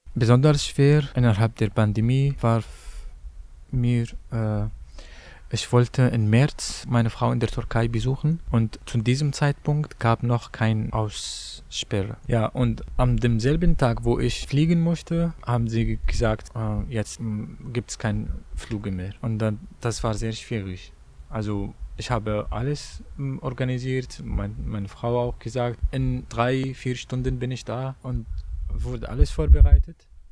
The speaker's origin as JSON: {"language": "German", "country": "Syria", "second_language": "German", "moved": "as an adult", "lives_now": "Germany", "said": "ich komme aus Syrien"}